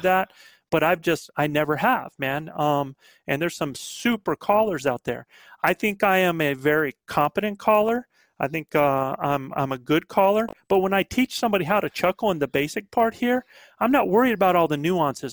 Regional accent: the Carolinas, United States; accent: Southern; also born or lived in northern New Mexico; now in New Mexico, United States; I'm a Southern boy. I'm back from the Carolinas.

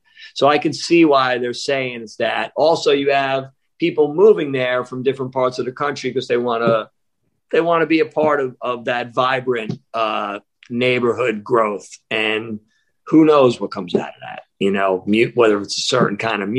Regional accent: Columbus, Ohio, United States; So I'm from Columbus, Ohio.

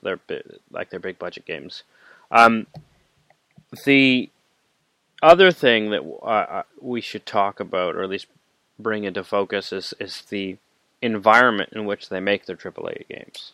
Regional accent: Canada; I am Canadian

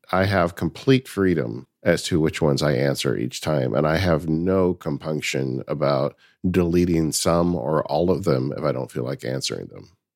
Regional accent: California, United States; I am definitely a Californian

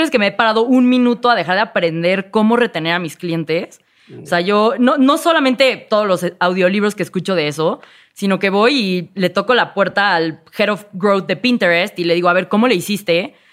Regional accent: Mexico; I'm an entrepreneur from Mexico, ¿no? Soy emprendedora mexicana.

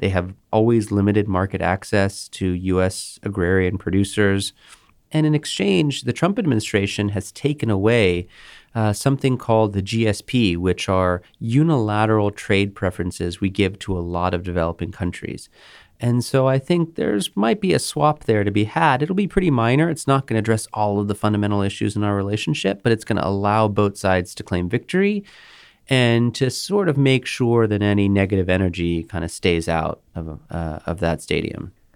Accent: Houston, Texas, United States; moved away; I'm from Houston, Texas, where this rally is taking place. My parents still live there.

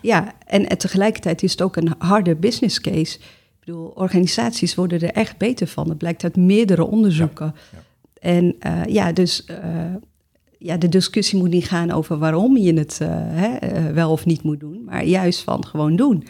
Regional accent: Amsterdam, North Holland, Netherlands; moved away as an adult; now in The Hague, Netherlands; geboren en getogen in Amsterdam

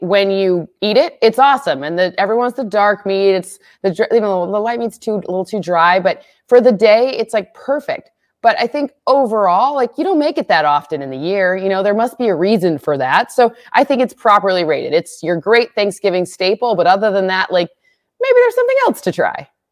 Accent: Michigan, United States; now in California, United States; I grew up in Michigan

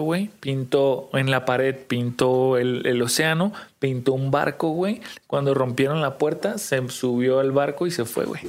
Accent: Tijuana, Baja California, Mexico; somos de Tijuana

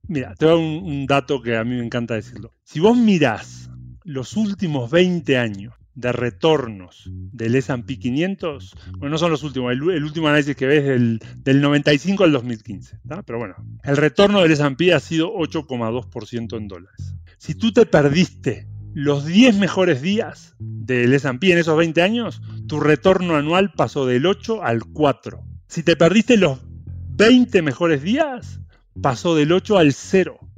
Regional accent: Uruguay; moved away; Yo, bueno, soy uruguayo, nací en Uruguay, me crié ahí, estudié ahí.

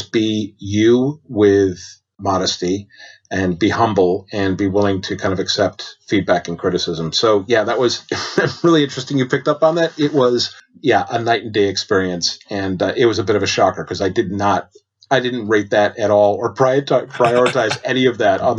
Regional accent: United States; moved away as an adult; now in United Kingdom; being an American

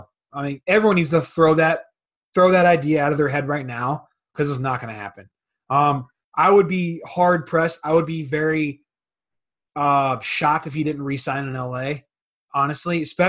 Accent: St. Louis, Missouri, United States; We're from the St. Louis area.

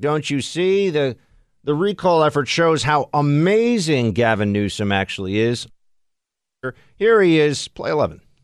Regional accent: New York, United States; I'm sitting here as a New Yorker

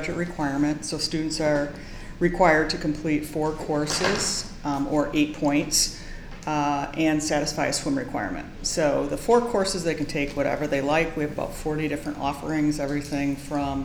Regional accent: Madison, Wisconsin, United States; moved away as an adult; also born or lived in Minnesota / Oxford, Ohio; now in Boston, United States; I grew up in Madison, Wisconsin, went to Minnesota and the Twin City campus and did my undergrad in physical education

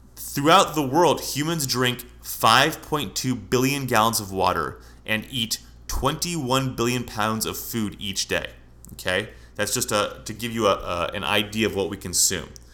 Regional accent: San Francisco, California, United States; now in Scottsdale, United States; I'm from California, and I've driven, I'm from San Francisco

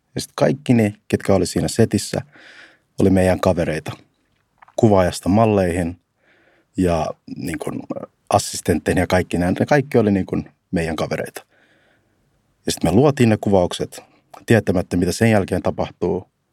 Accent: Finland; me ollaan kasvettu täällä Suomessa

